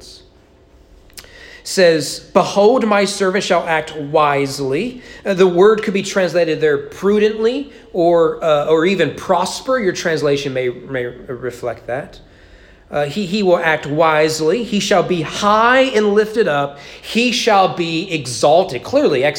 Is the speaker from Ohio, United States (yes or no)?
no; Kentucky, United States; I grew up in Kentucky